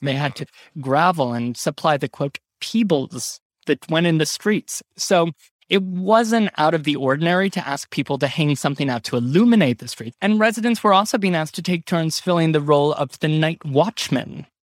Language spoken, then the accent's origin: English; Ohio, United States; born or raised there; now in New York, United States